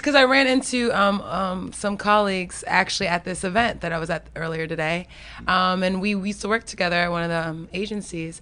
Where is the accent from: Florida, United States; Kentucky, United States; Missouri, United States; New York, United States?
Florida, United States; now in Washington, D.C., United States; grew up in the country. I grew up in Florida.